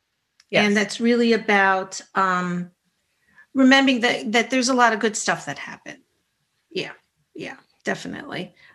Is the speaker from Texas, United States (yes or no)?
no; New York, United States; I'm a New Yorker.